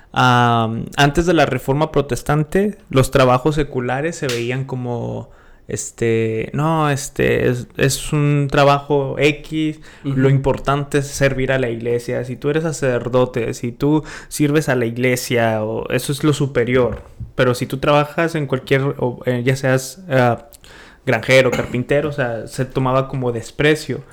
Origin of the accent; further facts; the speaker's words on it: Monterrey, Nuevo León, Mexico; moved away; de donde yo vengo es puro emprendedor